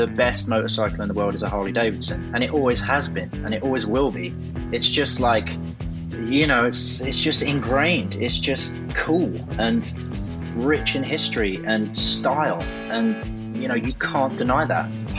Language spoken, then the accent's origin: English; London, United Kingdom; I grew up in South London. I had kind of an unusual upbringing.